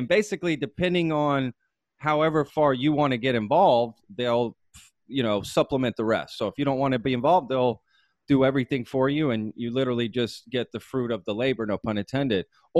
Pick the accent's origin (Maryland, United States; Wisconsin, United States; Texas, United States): Texas, United States; I grew up here in Texas.